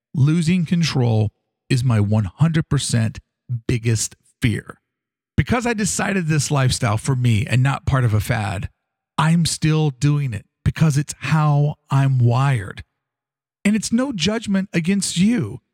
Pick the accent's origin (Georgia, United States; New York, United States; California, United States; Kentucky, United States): Kentucky, United States; Louisville; growing up in Louisville, Kentucky